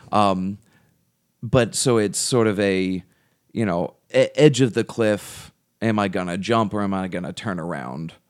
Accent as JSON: {"language": "English", "country": "United States", "also_born_or_lived": "England", "said": "we're from America"}